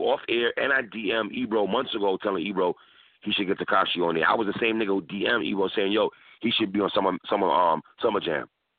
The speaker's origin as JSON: {"language": "English", "town": "New York City", "region": "New York", "country": "United States", "said": "I'm from New York City."}